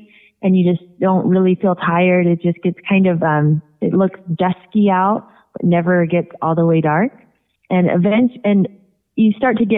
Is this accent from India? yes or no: no; Puget Sound, Washington, United States; my hometown where we're from in the Puget Sound